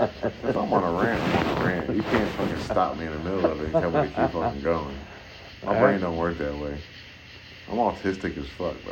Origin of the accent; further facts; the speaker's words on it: Shreveport, Louisiana, United States; also born or lived in Miami, Florida; I'm from Miami originally, but like, I don't know shit. I don't know shit about Miami. Nothing other than the fact that I went through Hurricane Andrew, and then I woke up and we moved to Shreveport